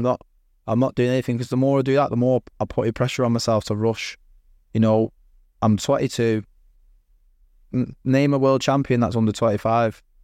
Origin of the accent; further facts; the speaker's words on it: Manchester, North West England, United Kingdom; I'm from Manchester